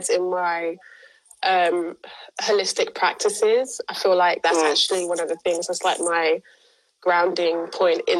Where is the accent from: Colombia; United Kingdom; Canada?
United Kingdom; London; I attach to being a Londoner more than I attach to being from an island